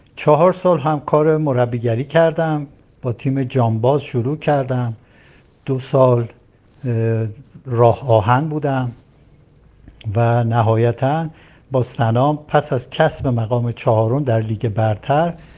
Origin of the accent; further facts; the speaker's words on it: Tehran, Tehran Province, Iran; دیماه سال 1339 در تهران متولد شدم